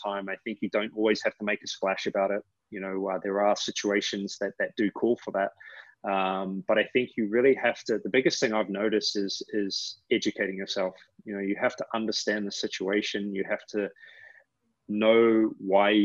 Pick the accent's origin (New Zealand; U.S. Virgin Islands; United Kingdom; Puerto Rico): New Zealand; now in United States; I'm from New Zealand.